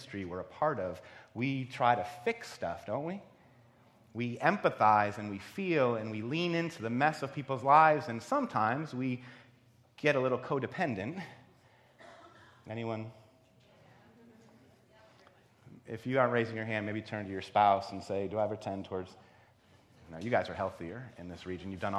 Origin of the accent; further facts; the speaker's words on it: East Coast, United States; moved away as an adult; also born or lived in Ohio; I grew up on the East Coast.